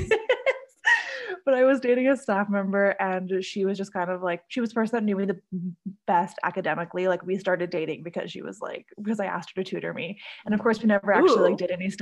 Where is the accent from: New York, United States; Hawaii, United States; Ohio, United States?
Hawaii, United States; Honolulu; also born or lived in Canada; I was born in Canada, but I was raised in Hawaii. So I moved to Hawaii as a little kid and have grown up there, done all my schooling there